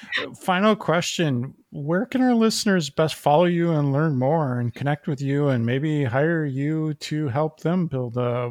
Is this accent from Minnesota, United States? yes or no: yes; Minnesota, United States; now in East Coast, United States; I grew up in the Midwest, especially in Minnesota, very stoic. And then I came to the East Coast.